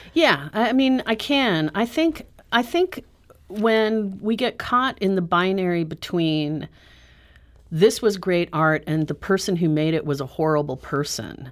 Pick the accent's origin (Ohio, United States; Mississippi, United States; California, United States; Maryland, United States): California, United States; Southern; moved away as an adult; also born or lived in Santa Fe, New Mexico / New York City; now in Saint Louis, United States; I grew up in Southern California